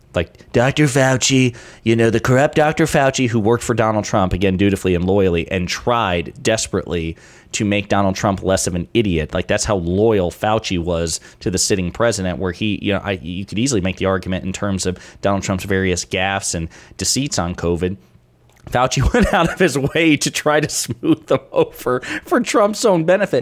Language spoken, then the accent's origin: English; rural Kentucky, United States; I grew up in Kentucky, in rural Kentucky